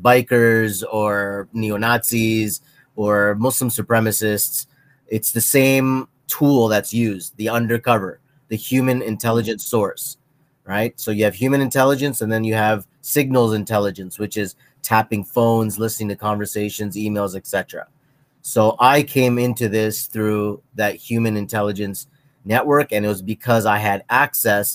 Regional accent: Toronto, Ontario, Canada; also born or lived in Pakistan / Syria; I am born and raised in Toronto, Canada

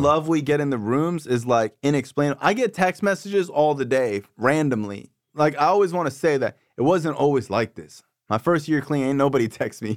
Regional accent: Davie, Florida, United States; I'm from Davie

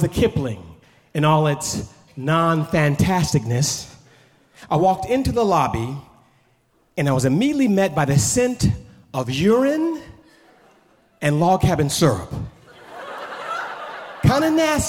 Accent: Oakland, California, United States; moved away as an adult; also born or lived in Los Angeles, California; I grew up on East 14th in Oakland, California

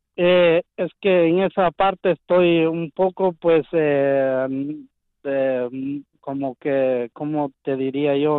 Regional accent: Guatemala; now in United States; un terreno que tengo en mi país, yo soy de Guatemala

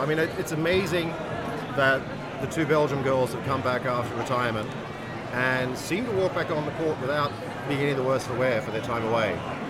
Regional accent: Australia; I'm Australian and I'm old enough to, when we had great Australian tennis players.

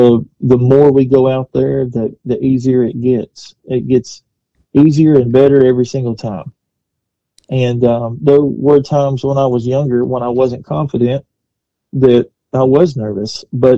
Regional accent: Kentucky, United States; born or raised there; also born or lived in Nashville

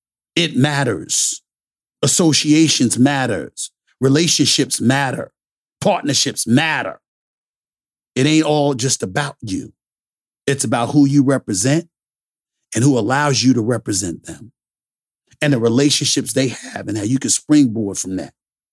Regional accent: New York City, New York, United States; In the book, I talk about my life before ESPN, growing up in Hollis, Queens, New York, how sports proved to be my salvation.

